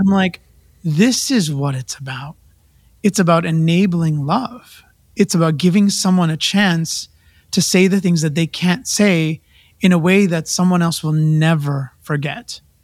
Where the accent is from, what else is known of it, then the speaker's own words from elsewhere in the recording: Vancouver, British Columbia, Canada; moved away; also born or lived in India; I was a kid from Vancouver